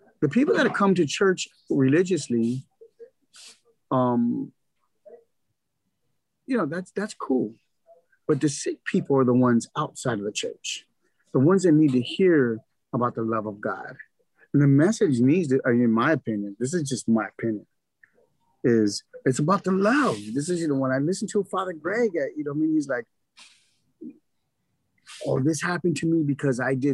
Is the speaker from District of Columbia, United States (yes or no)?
no; Los Angeles, California, United States; I'm from Boyle Heights